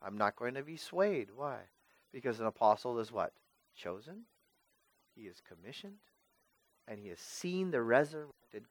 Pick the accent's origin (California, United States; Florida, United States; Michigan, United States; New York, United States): California, United States; Vallejo; I'm from Vallejo.